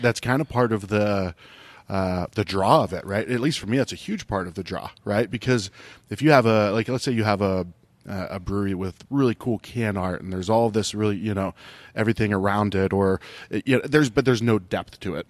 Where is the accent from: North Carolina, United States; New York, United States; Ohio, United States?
Ohio, United States; moved away; I grew up in Ohio